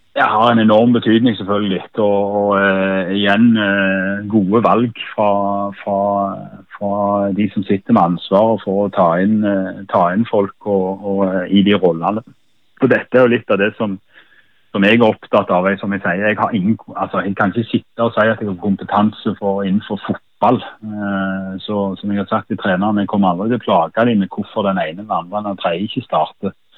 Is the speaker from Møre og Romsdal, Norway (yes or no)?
no; Sola, Rogaland, Norway; moved away; Sola klubben i mitt hjerte der jeg vokste opp som håndballspiller i den hallen